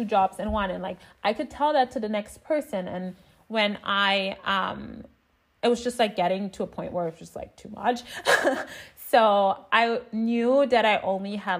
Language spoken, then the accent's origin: English; Berlin, Germany; moved away as an adult; also born or lived in New York City, United States; I'm originally from Berlin